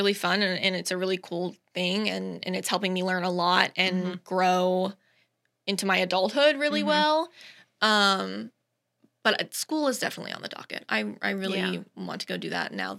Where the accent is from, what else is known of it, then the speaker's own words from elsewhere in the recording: Ocala, Florida, United States; also born or lived in St. Augustine, Florida; I was born in St. Augustine, but we moved here when I was two. So basically, I was born here in Ocala